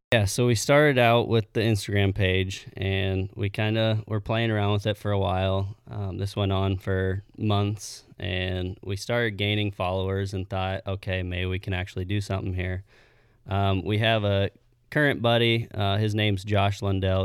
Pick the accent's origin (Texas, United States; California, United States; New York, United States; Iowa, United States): Iowa, United States; Missouri Valley; I grew up in Missouri Valley my whole life.